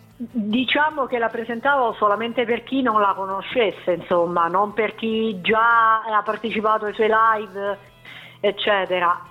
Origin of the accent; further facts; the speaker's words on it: Teramo, Abruzzo, Italy; Io e Cristina veniamo dall'Abruzzo. Sì. Precisamente da Teramo